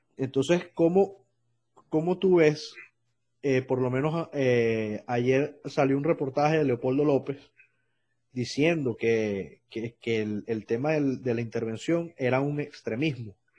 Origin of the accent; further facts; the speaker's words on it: Venezuela; moved away; como venezolano